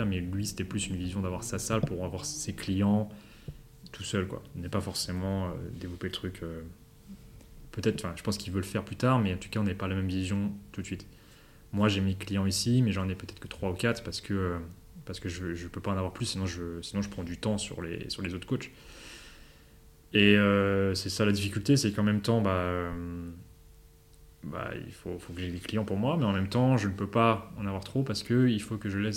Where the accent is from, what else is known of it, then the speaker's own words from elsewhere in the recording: Paris, Île-de-France, France; ou Paris, parce que bah, Paris, parce que on vient de Paris, ou euh, Londres.